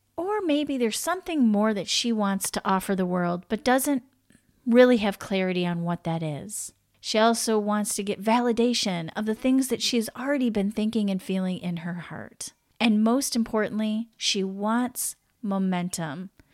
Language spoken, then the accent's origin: English; United States; I'm from the U S